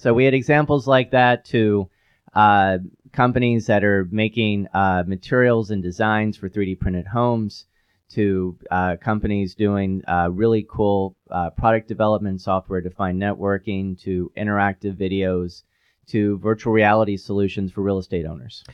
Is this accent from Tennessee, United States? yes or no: yes; Knoxville, Tennessee, United States; also born or lived in Midwest / Pacific Northwest / Silicon Valley / Europe; now in Chattanooga, United States; my hometown of Knoxville, Tennessee